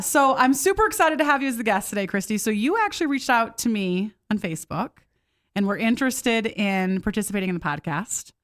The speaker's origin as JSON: {"language": "English", "region": "Midwest", "country": "United States", "tie": "born or raised there", "moved": "yes", "said": "I grew up in the Midwest"}